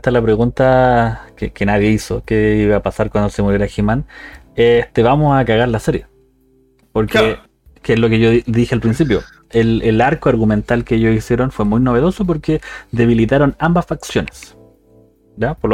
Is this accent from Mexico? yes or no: no; San Antonio, Valparaíso, Chile; yo soy del SAU, compañero, soy de San